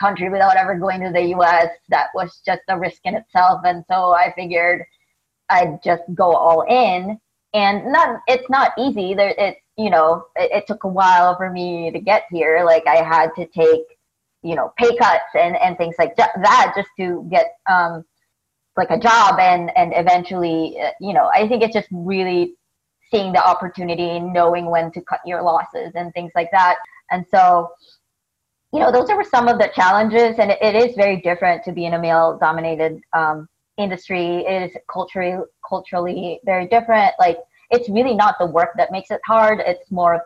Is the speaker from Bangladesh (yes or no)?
no; Philippines; moved away as an adult; now in United States; I grew up in the Philippines